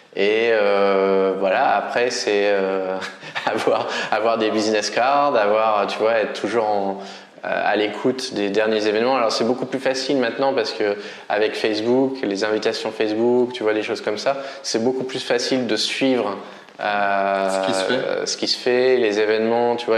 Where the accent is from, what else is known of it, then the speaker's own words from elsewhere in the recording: Normandy, France; now in Vietnam; je suis normand.